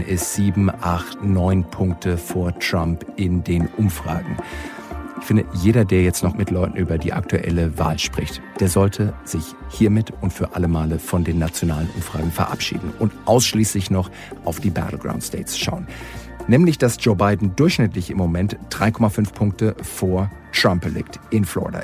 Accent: Germany; bei uns in Deutschland

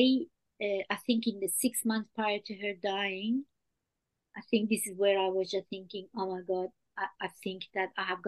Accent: France; English is a second language; moved away as an adult; now in Australia; I was raised in France and came to Australia as an adult.

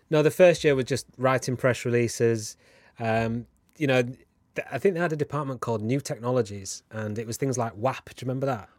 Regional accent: Huddersfield, Yorkshire and the Humber, United Kingdom; I'm from Huddersfield, which is where James Whittam is from

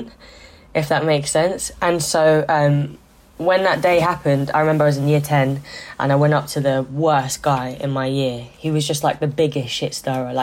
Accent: London, United Kingdom; I'm originally from South London. My mum, when I was 14, decided to move to West London to Ladbroke Grove

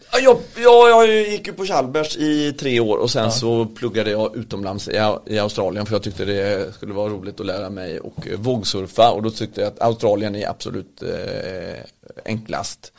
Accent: Partille, Västra Götaland, Sweden; jag kommer ju från Partille, eh, en liten bit utanför eh, Göteborg. Och har väl vuxit upp med mamma och pappa

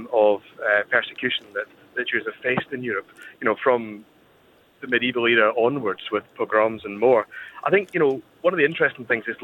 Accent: Scotland, United Kingdom; accent: Scottish; you can probably tell from my accent

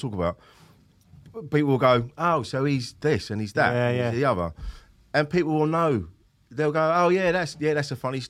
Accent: Bromley, London, United Kingdom; I can't walk out like that. I'm from Bromley.

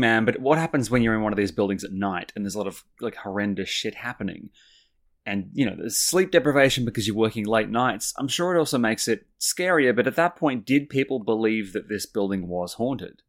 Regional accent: Sydney, New South Wales, Australia; growing up in Sydney

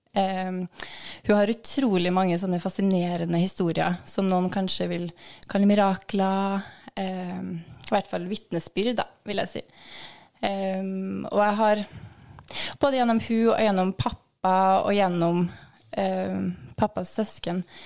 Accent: Trondheim, Trøndelag, Norway; jeg vokste opp i Skjetnemarka.

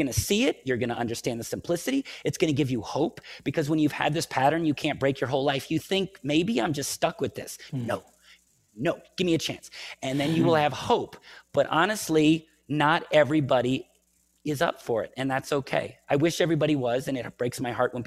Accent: United States; I'm American

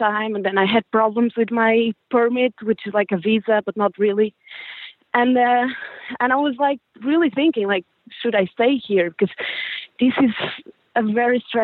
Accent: Portugal; moved away as an adult; now in Zurich, Switzerland; I'm Portuguese, but I live in Zurich.

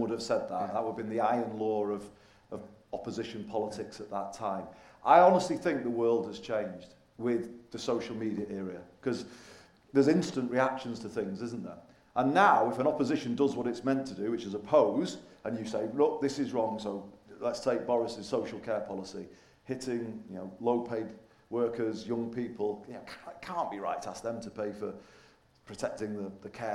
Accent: Manchester side, North West England, United Kingdom; also born or lived in Liverpool; Even though born in Liverpool, I grew up more on the Manchester side.

